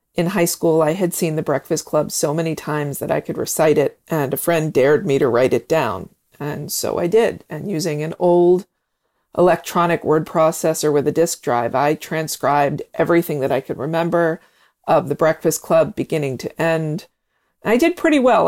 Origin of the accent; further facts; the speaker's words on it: Pennsylvania, United States; I'm 54 years old and I'm from Pennsylvania